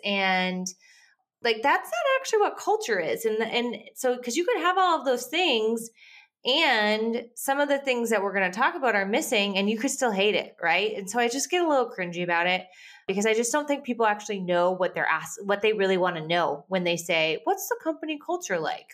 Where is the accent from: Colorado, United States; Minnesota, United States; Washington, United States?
Minnesota, United States; moved away; I grew up in Minnesota.